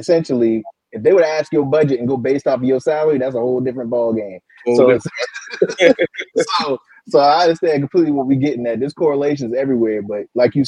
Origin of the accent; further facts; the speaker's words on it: Charleston, South Carolina, United States; Charleston, South Carolina